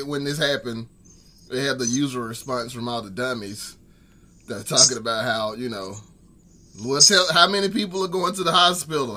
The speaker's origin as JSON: {"language": "English", "town": "Birmingham", "region": "Alabama", "country": "United States", "tie": "born or raised there", "moved": "as an adult", "lives_now": "Nashville, United States", "said": "I was born and raised in Birmingham"}